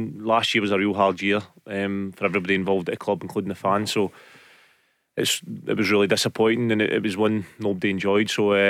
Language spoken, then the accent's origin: English; Glasgow, Scotland, United Kingdom; I'm from Glasgow